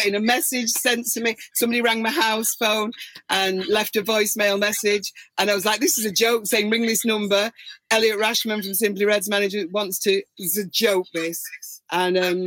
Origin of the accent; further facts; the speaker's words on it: Manchester, North West England, United Kingdom; my hometown at the Albert Hall here